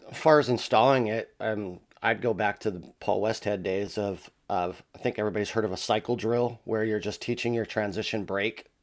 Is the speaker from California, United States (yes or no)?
yes; La Verne, California, United States; I grew up in the city of Laverne